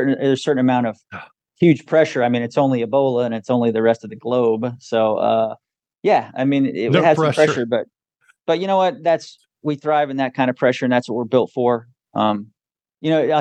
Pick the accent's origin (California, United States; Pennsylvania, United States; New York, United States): Pennsylvania, United States; Wilkes-Barre; I grew up in upstate Pennsylvania, Wilkes-Barre, Scranton area.